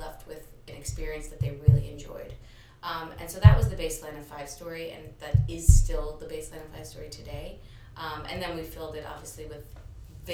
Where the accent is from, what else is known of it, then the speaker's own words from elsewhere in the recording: New York City, New York, United States; I was born and raised in New York